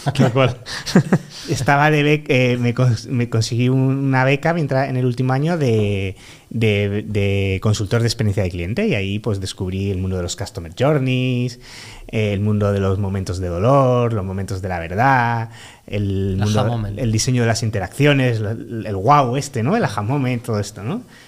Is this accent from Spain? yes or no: yes; Málaga, Andalusia, Spain; now in Madrid, Spain; yo soy un chico malagueño de 35 años